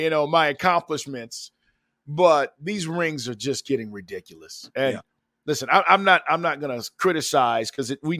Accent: Texas, United States; I'm originally from Texas

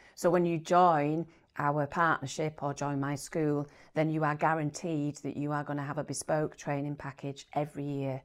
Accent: Bradford, Yorkshire and the Humber, United Kingdom; moved away as an adult; also born or lived in York / Cornwall; I was born in Bradford, went to first primary school in a market town

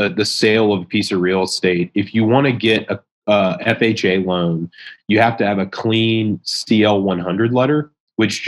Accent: South Carolina, United States; my hometown in South Carolina.

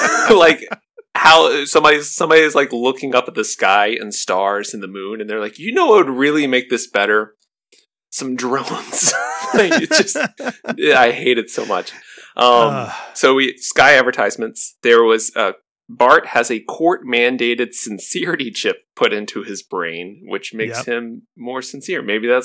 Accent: Kentucky, United States; We aren't Catholic. That's what people always ask. I'm from Kentucky, and there's not a lot to do there in the wintertime, okay?

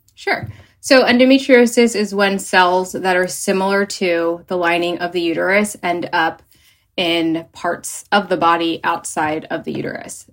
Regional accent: New Jersey, United States; moved away as an adult; also born or lived in Philadelphia; now in Los Angeles, United States; I am originally from New Jersey.

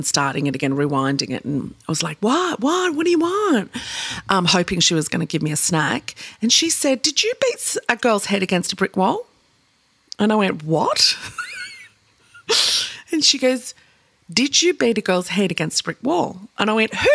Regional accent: Seaforth, New South Wales, Australia; I grew up in Seaforth, so we had it at the Manly water slides

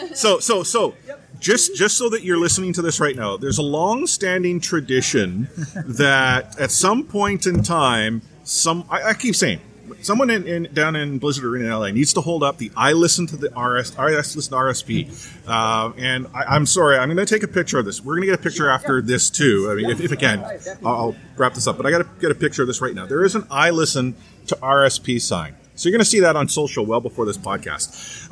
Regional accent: Vancouver, British Columbia, Canada; I'm from Vancouver. I'm a biased Vancouver sports fan.

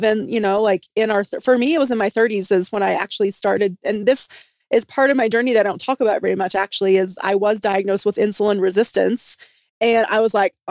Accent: the South, United States; I'm from the South

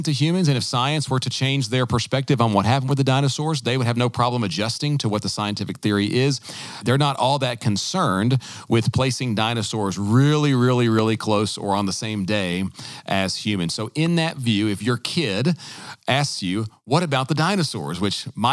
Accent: the South, United States; a lot of Christians growing up in the South, myself included

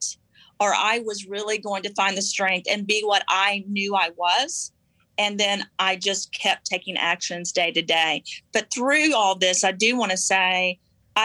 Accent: the South, United States; I was raised in the South

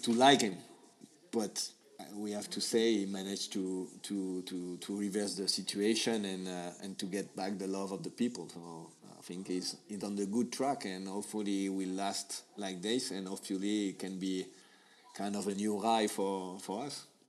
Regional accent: Paris, Île-de-France, France; English is a second language; I'm from Paris

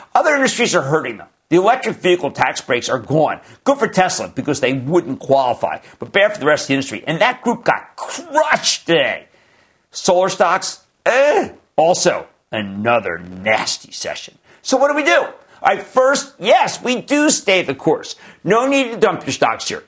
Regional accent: New Jersey, United States; my home state, New Jersey.

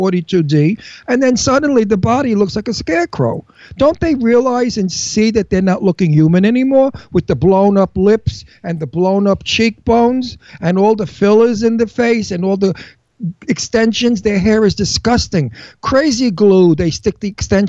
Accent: New York, United States; accent: Brooklyn; moved away as an adult; also born or lived in Palm Springs; now in New Hope, Pennsylvania, United States; I was born and raised in New York. I grew up in New York when people were elegant

